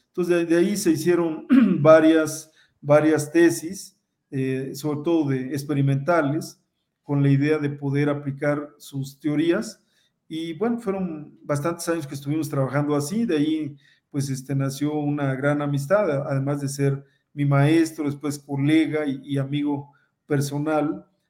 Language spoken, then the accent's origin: Spanish; Veracruz, Mexico; yo también soy veracruzano